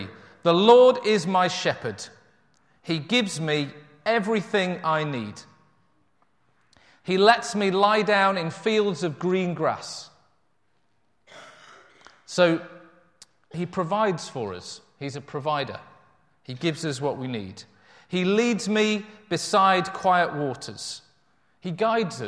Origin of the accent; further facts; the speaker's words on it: Yorkshire and the Humber, United Kingdom; I grew up in North Yorkshire, in amongst sheep farming hills all around me